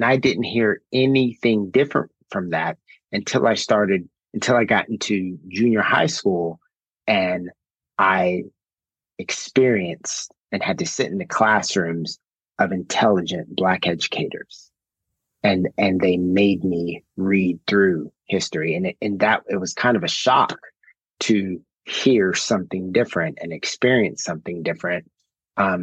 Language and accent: English; Anchorage, Alaska, United States; I grew up in Anchorage, Alaska, and I was schooled with that perspective